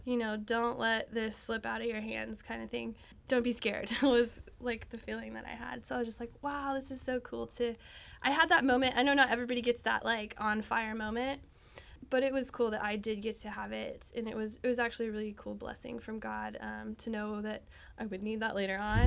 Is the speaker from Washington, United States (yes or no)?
no; Texas, United States; I'm from Texas.